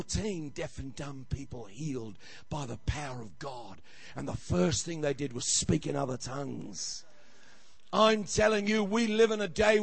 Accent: Australia; I'm an Australian

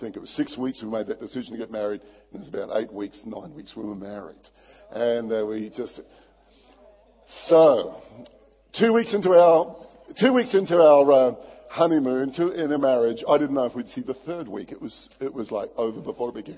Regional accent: Barossa Valley, South Australia, Australia; I was brought up in the Barossa Valley, beautiful wine growing area in South Australia

